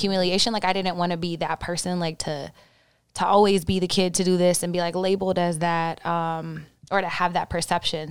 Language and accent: English; Oklahoma, United States; I grew up in Oklahoma